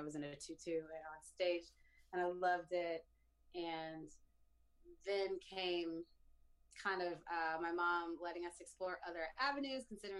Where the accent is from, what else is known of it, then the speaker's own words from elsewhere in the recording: St. Louis, Missouri, United States; moved away; I'm originally from St. Louis.